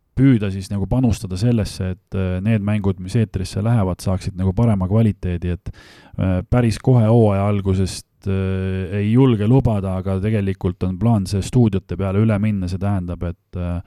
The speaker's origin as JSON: {"language": "Estonian", "town": "Viimsi", "region": "Harju County", "country": "Estonia", "said": "ma olen pärin, pärit äh, Tallinna külje alt Viimsist"}